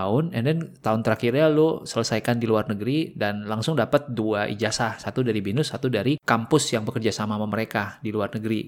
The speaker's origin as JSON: {"language": "Indonesian", "country": "Indonesia", "said": "gue dari Indonesia"}